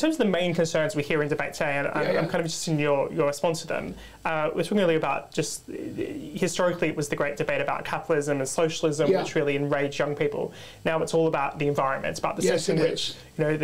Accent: Australia; in Australia, in my home country

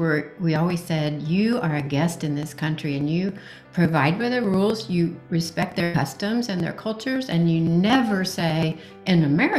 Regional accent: Indiana, United States; moved away as an adult; also born or lived in Singapore; I grew up in Indiana, hadn't been overseas until I married this guy.

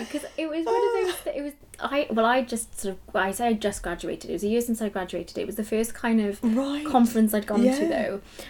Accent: Newport, Wales, United Kingdom; No, I'm from Newport.

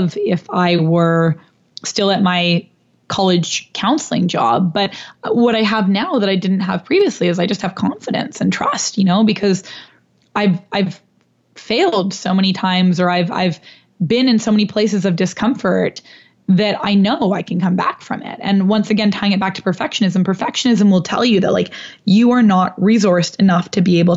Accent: Canada; moved away as an adult; now in New York, United States; I'm Canadian

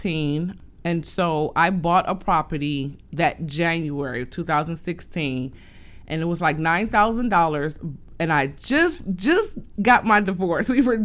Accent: Detroit, Michigan, United States; So growing up in Detroit, we were from house to house, shelters to shelters, city to city.

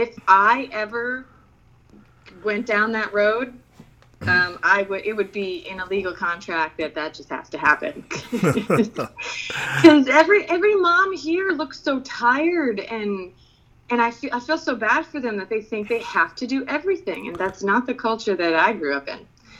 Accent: Philippines; Then you talk to me, you're like, all right, you're confused. Or you grew up overseas. And it's a little bit of both.

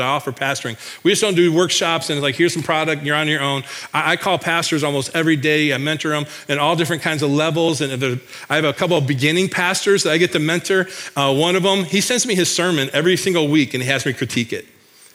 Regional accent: Michigan, United States; now in Iowa, United States; back in my home state of Michigan

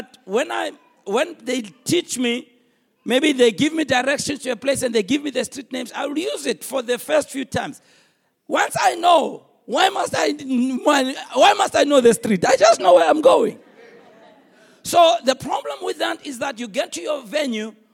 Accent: Soweto, Gauteng, South Africa; I was raised in Soweto.

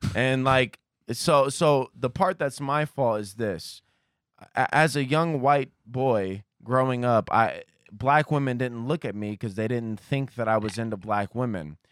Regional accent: Columbus, Ohio, United States; also born or lived in Kentucky; I grew up, uh, uh, a, on, basically it was on Ohio State campus

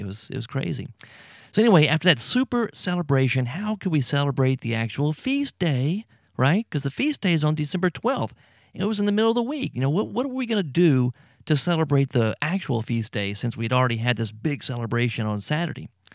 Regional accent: United States; moved away as an adult; also born or lived in Mexico; I'm from the United States

